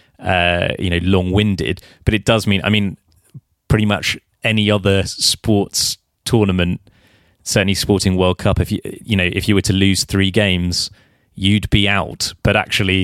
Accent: England, United Kingdom; I am English

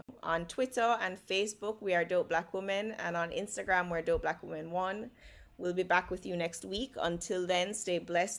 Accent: Jamaica; we are all Jamaican women.

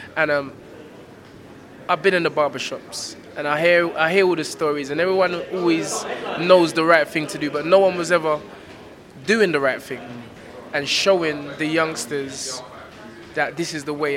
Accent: London, United Kingdom; I'm from South London

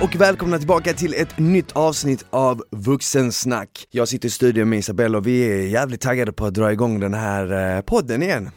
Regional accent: Malmö, Skåne, Sweden; moved away as an adult; now in Stockholm, Sweden; jag är ifrån Malmö

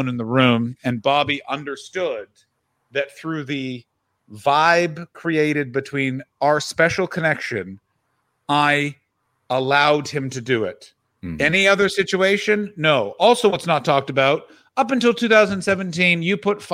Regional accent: Ottawa, Ontario, Canada; broadcasting from my hometown of Ottawa, Ontario, Canada

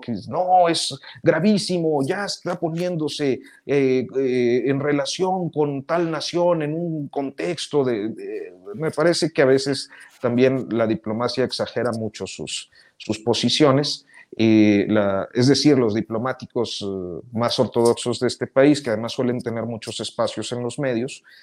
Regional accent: Mexico

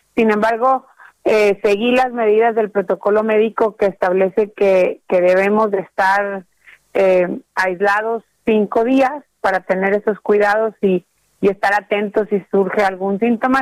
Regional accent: Mexico; como mexicanos en particular

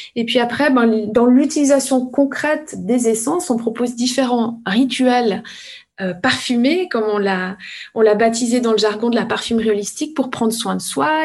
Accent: village of Evionnaz, Valais, Switzerland; je suis valaisanne. Je suis née dans le petit village d'Eviona

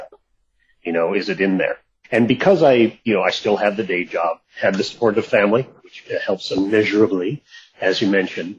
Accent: Seattle, Washington, United States; moved away; also born or lived in California; moved back to Seattle

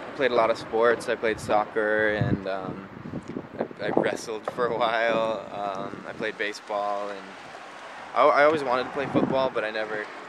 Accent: Evanston, Illinois, United States; I was born in Evanston, Illinois.

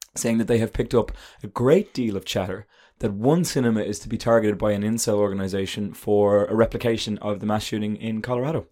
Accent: Ireland

